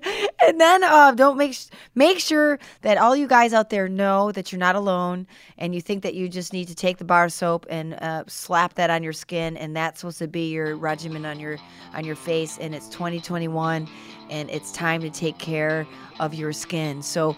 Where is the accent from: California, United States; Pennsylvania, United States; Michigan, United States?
Michigan, United States; My hometown, what up, West Michigan?